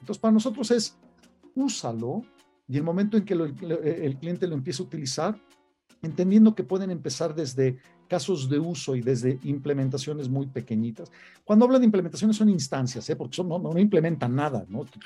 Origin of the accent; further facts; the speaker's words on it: Mexico; haber nacido aquí, haber vivido toda mi vida acá